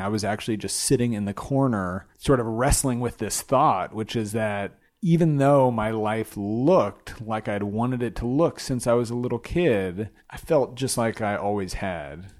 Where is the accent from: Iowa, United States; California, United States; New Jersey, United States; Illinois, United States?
California, United States; Glendale; we grew up in Glendale, California, a suburb of Los Angeles